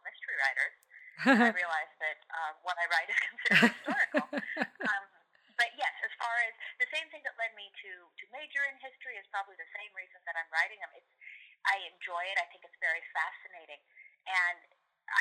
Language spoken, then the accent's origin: English; Seattle, Washington, United States; now in Southern California, United States; I'm actually not in Seattle. I'm from Seattle. I'm a Seattleite originally, but I live in Southern California